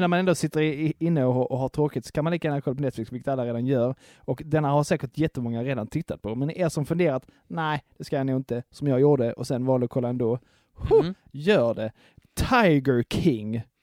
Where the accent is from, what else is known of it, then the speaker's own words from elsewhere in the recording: Skåne, Sweden; som enda skåning